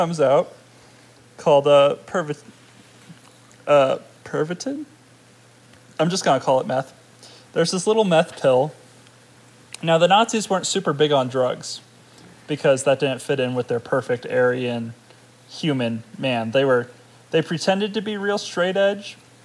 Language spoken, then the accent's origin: English; United States; I'm American, dang it.